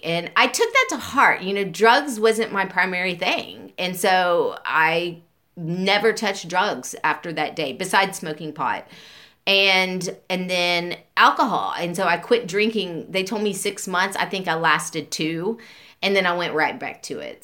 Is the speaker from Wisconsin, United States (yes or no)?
no; Beaumont, Texas, United States; I grew up and um, I was born in 1975 in Beaumont